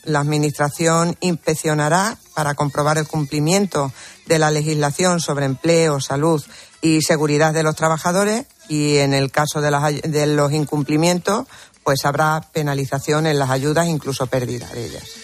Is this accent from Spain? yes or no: yes; Almendralejo, Extremadura, Spain; mi tierra, Extremadura, y sobre todo a esa ciudad que, que es donde, donde vivo y que, y que de la que me siento muy orgullosa porque es preciosa. Y de mi pueblo, por supuesto, de Almendralejo